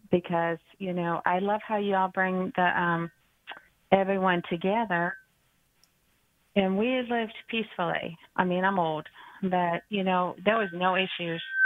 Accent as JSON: {"language": "English", "town": "Ferguson", "region": "Missouri", "country": "United States", "tie": "born or raised there", "said": "I grew up in Ferguson, Missouri"}